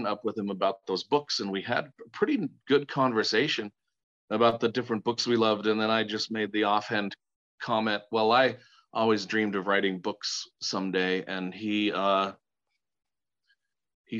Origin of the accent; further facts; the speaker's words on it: Sevier County, Utah, United States; I grew up in Sevier County, Utah.